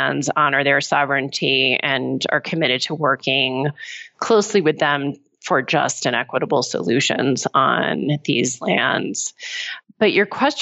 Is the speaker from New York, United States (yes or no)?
no; Pennsylvania, United States; my home state of Pennsylvania